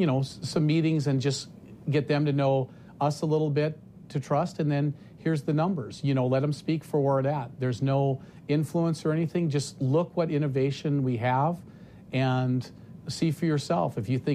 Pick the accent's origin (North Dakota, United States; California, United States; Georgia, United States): North Dakota, United States; I'm from North Dakota